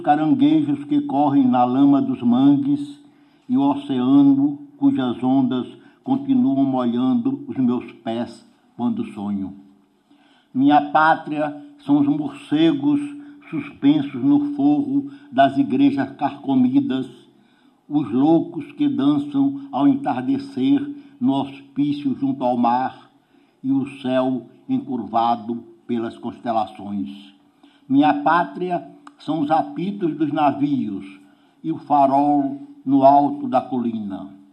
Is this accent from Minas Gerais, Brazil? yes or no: no; Maceió, Alagoas, Brazil; Minha pátria é a terra mole e peganhenta onde nasci e o vento que sopra em Maceió